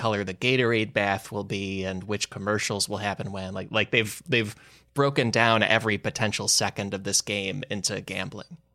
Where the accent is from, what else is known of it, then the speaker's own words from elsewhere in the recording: Chicago suburbs, Illinois, United States; I grew up in the Chicago suburbs